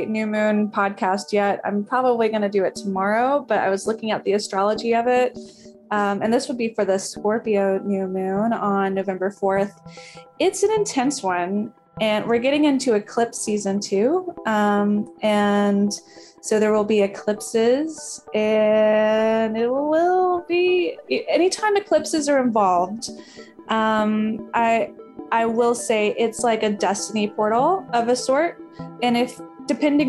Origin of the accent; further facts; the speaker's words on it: the American South, United States; I'm from the American South